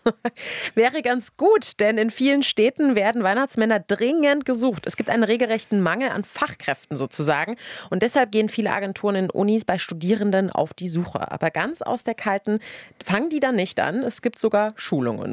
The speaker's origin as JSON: {"language": "German", "town": "Dresden", "region": "Saxony", "country": "Germany", "moved": "yes", "lives_now": "Berlin, Germany", "said": "als Dresdnerin"}